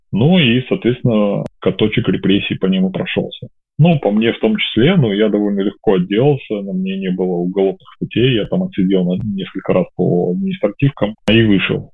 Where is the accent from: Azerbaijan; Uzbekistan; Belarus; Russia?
Belarus; moved away as an adult; also born or lived in Kyiv; я вот выехал из Беларуси 25 августа 2020 года, вылетел в Киев